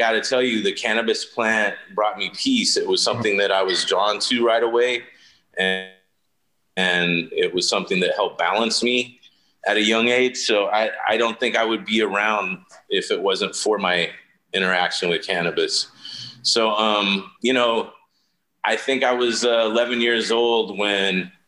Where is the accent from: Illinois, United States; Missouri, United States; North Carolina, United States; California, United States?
California, United States; San Bernardino; also born or lived in Brooklyn, New York; I was born in Brooklyn, New York, but at the age of one, my mom brought me out to California to live with her mom